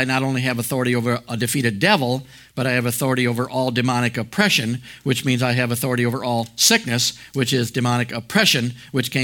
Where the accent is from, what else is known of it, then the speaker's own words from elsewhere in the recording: United States; when I was born in the United States